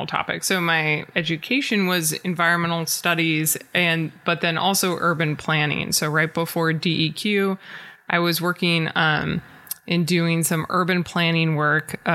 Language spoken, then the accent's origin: English; Portland, Oregon, United States; also born or lived in San Diego / Sandy, Oregon / Eugene, Oregon; I grew up in Portland